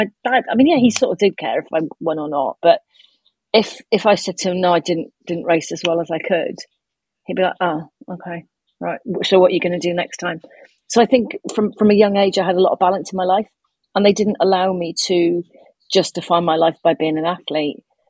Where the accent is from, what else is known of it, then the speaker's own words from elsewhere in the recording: Cardiff, Wales, United Kingdom; I'm from Cardiff, which is the capital city